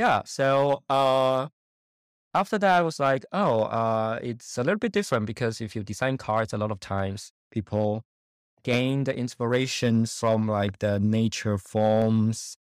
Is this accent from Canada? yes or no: no; China; moved away as an adult; also born or lived in Germany; now in Munich, Germany; I was born in China and grew up in China, um, and I came to Germany in 2012 uh, to study.